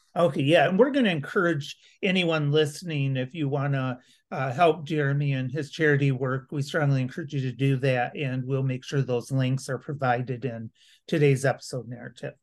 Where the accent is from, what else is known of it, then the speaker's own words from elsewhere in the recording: Grand Rapids, Michigan, United States; now in Lansing, United States; I'm originally from Grand Rapids